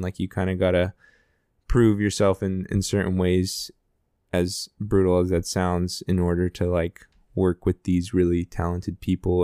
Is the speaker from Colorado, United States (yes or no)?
yes; Denver, Colorado, United States; I loved growing up in Denver.